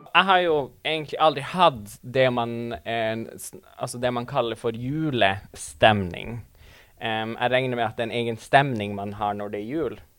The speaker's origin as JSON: {"language": "Norwegian", "town": "Tana", "region": "Finnmark", "country": "Norway", "tie": "born or raised there", "moved": "yes", "said": "jeg eh, bodde hjemme i Tana"}